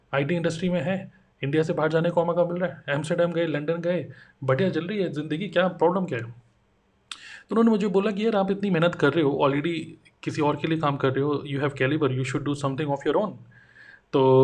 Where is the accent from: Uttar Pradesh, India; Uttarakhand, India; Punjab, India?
Uttarakhand, India; Dehradun; moved away as an adult; now in Noida, India; मैं देहरादून से बिलोंग करता हूँ अभी मैं नोएडा में हूँ